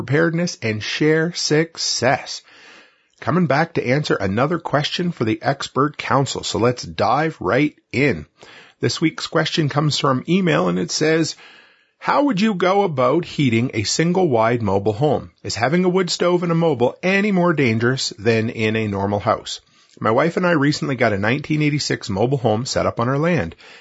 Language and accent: English; Nova Scotia, Canada; moved away; I grew up on the East Coast in rural Nova Scotia